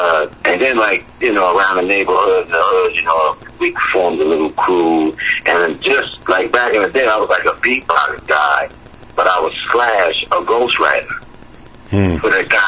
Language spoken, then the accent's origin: English; Trenton, New Jersey, United States; I'm calling from my hometown right now, Trenton, New Jersey.